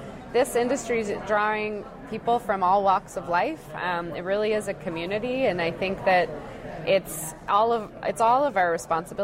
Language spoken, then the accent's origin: English; Massachusetts, United States; growing up in Massachusetts